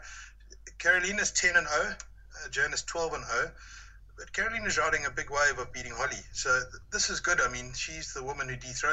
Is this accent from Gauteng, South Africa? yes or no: no; Durban, KwaZulu-Natal, South Africa; my hometown Durban